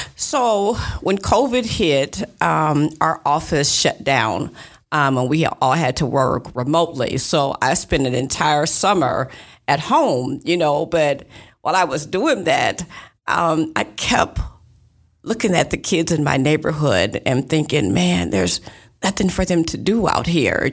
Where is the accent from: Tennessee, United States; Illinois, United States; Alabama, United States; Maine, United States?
Illinois, United States; East Moline; now in Davenport, United States; I was actually born and raised in East Moline.